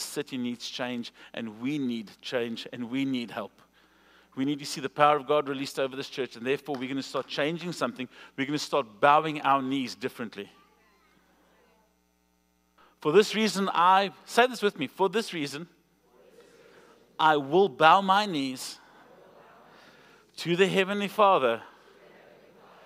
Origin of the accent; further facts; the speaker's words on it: South Africa; moved away; I'm from South Africa